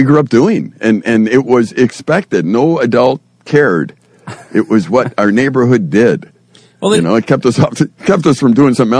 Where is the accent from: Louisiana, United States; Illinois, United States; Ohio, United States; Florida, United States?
Illinois, United States; Chicago; I grew up in Chicago